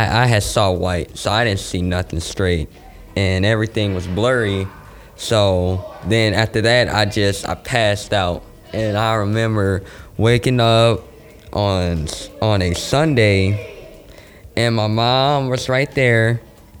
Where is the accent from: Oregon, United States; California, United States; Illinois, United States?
California, United States; San Francisco; I grew up in San Francisco. I moved here when I was about 5.